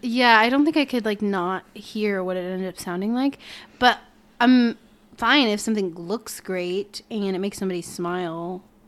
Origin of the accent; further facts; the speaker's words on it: Peoria, Illinois, United States; I was born in Peoria, Illinois